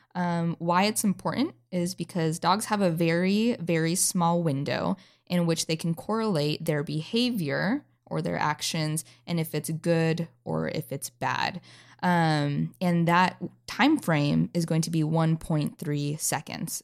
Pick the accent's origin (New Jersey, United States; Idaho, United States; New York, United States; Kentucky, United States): Idaho, United States; North; moved away as an adult; now in North Carolina, United States; I originally came from North Idaho